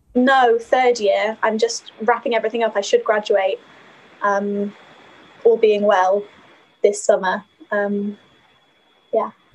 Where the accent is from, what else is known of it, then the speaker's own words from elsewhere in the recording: Skipton, Yorkshire and the Humber, United Kingdom; accent: northern lilt; moved away as an adult; now in Durham, United Kingdom; my hometown, Skipton